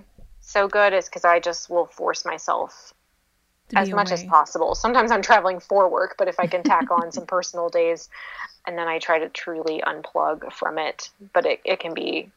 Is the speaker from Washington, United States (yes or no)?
yes; Seattle, Washington, United States; moved away; I'm from Seattle originally